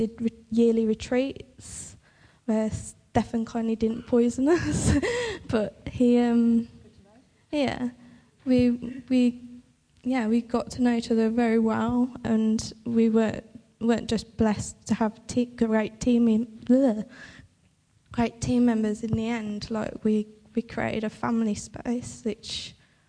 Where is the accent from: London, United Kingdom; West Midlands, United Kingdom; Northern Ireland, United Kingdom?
West Midlands, United Kingdom; Birmingham; moved away as an adult; now in Banbury, United Kingdom; I'm from Birmingham